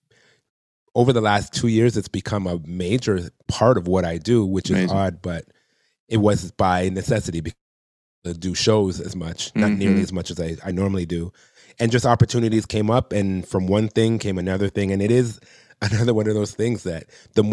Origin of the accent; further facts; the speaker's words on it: Toronto, Ontario, Canada; I'm from Toronto